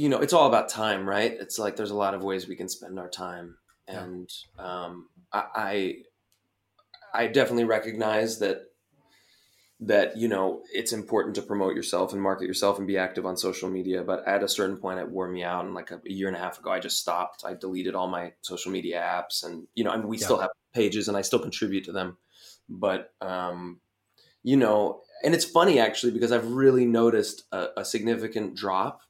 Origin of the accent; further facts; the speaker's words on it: United States; me as an American